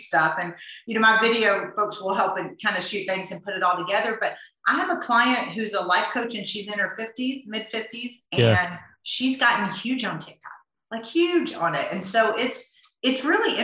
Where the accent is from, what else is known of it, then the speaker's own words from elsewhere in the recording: the South, United States; I grew up in the South